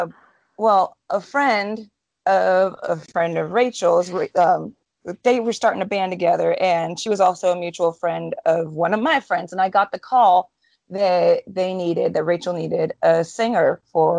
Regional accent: Santa Clarita, California, United States; my hometown in Santa Clarita, we get hit really hard every year.

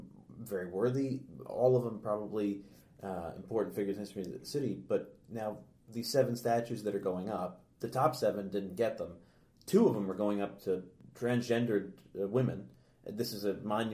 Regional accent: New York, United States; as a New Yorker

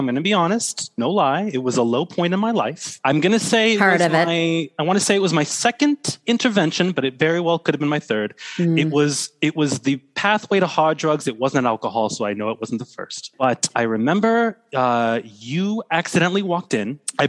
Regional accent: Florida, United States; I'm actually from Florida, so it's not technically the South, but I know about Southern colloquialism.

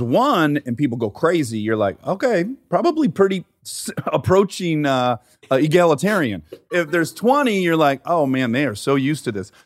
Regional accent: Detroit, Michigan, United States; moved away; 'cause I'm from Detroit.

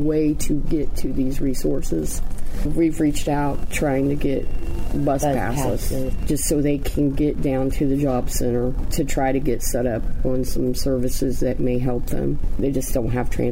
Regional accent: West Carrollton, Ohio, United States; West Carrollton, Ohio

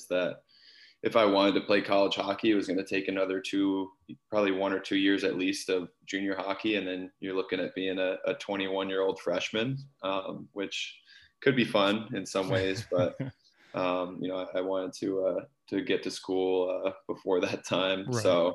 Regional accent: Ithaca, New York, United States; growing up in Ithaca, I mean, really hockey and lacrosse were my two main sports

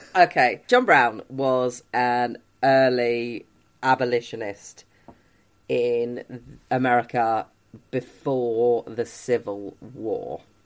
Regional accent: United Kingdom; we, as a British people

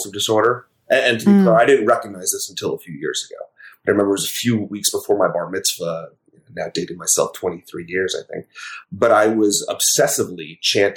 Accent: Westchester County, New York, United States; growing up in Westchester County in New York

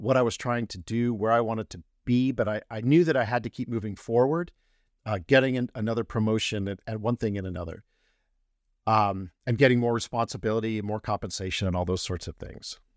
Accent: Colorado, United States; I'm not native to Colorado, but spent the really good formative years there

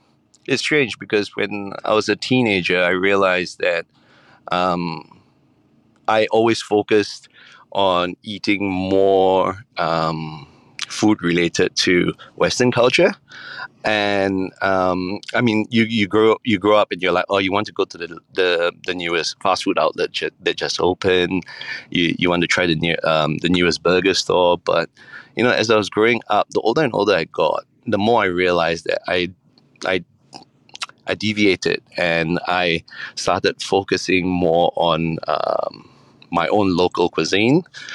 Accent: Singapore; So I grew up in Singapore, and I come from a background where I'm Peranakan.

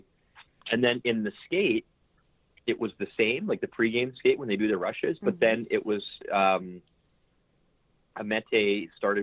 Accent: small town north of Edmonton, Northern Alberta, Canada; I grew up in Nowhere, Alberta.

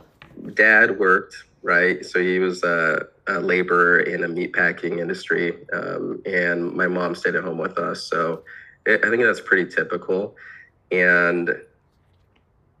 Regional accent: Iowa, United States; I was born in Iowa

